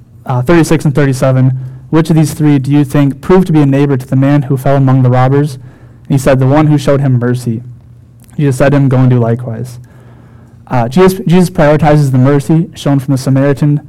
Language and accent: English; Wilmington, Minnesota, United States; a youth pastor in my hometown, Wilmington, Minnesota.